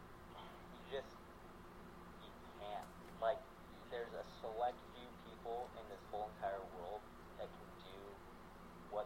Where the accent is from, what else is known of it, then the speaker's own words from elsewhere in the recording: southern Utah, United States; I'm from Utah, for those of you that don't know, but in southern Utah